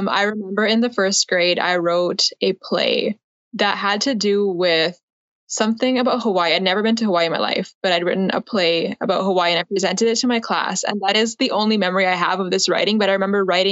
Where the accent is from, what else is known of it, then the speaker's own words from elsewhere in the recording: Abbotsford, British Columbia, Canada; I was born in Abbotsford. I'm over on the West Coast in BC.